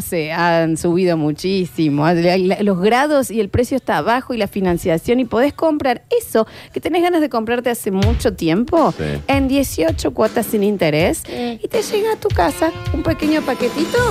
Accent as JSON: {"language": "Spanish", "town": "Rosario", "region": "Santa Fe", "country": "Argentina", "tie": "born or raised there", "said": "Me crié en Rosario."}